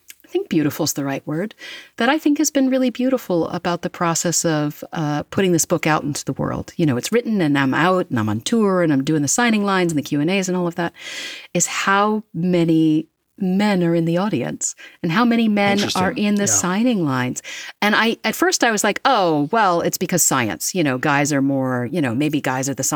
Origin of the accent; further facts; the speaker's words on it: United States; I'm American